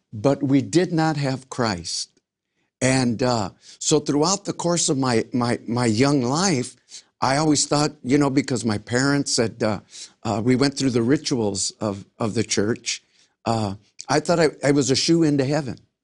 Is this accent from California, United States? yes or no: yes; Los Angeles, California, United States; I grew up in South Central Los Angeles